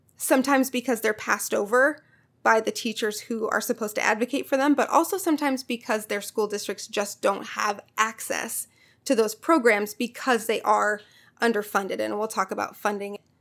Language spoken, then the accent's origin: English; Missouri, United States; My home state, Missouri